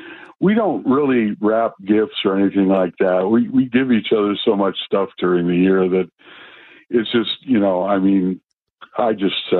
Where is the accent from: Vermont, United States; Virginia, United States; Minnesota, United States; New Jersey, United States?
Minnesota, United States; moved away; I'm from Minnesota